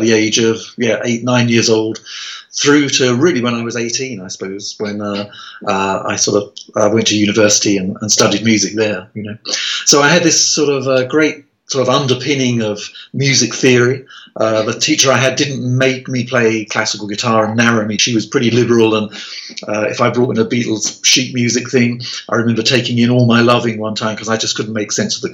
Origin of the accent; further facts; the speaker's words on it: Medway Towns, South East England, United Kingdom; I was born in the Medway Towns, which is a little conurbation of towns, about 40 miles southeast of London